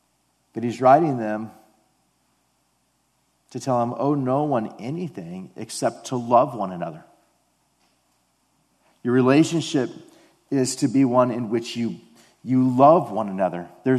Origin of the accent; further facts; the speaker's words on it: Detroit, Michigan, United States; And it's just like, I grew up in Detroit. Like, what are you talking about? I've never been to Japan, you know?